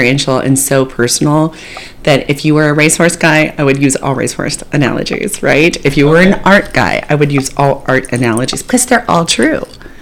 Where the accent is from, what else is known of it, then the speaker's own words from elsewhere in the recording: the Northwest, Pacific Northwest, United States; moved away; also born or lived in Payson, Arizona; I'm from the Northwest